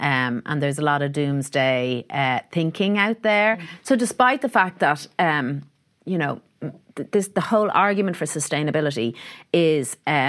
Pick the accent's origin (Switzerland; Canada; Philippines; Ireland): Ireland; suppose we are very nationalistic, you know, in a different way to the UK, and we are very proud of being Irish.